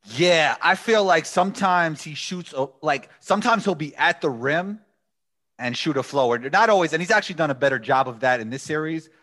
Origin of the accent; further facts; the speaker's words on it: New York, United States; I am a guy from New York.